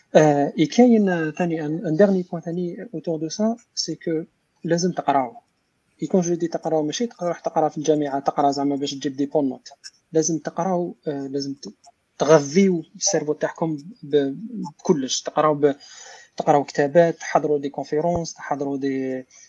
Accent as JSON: {"language": "Arabic", "country": "Algeria", "moved": "yes", "said": "حنا عربي جزائري"}